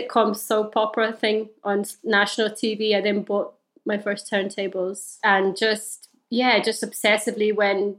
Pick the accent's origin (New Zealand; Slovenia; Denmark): Slovenia; I grew up in Slovenia